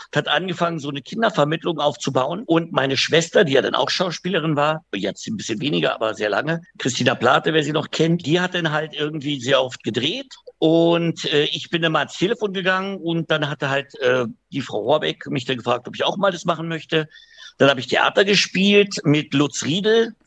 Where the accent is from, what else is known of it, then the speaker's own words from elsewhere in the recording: Berlin, Germany; ich bin ja Berliner